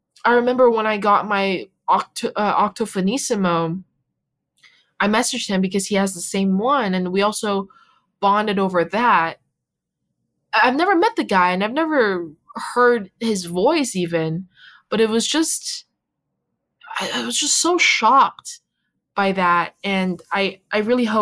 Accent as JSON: {"language": "English", "country": "Canada", "tie": "born or raised there", "also_born_or_lived": "China / Vancouver, Canada", "moved": "as an adult", "lives_now": "Boston, United States", "said": "I really grew up in Canada"}